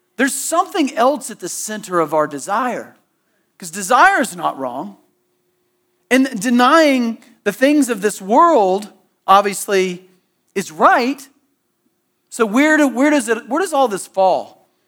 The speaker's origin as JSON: {"language": "English", "region": "Southeast", "country": "United States", "tie": "born or raised there", "said": "growing up in the Southeast and going to church growing up"}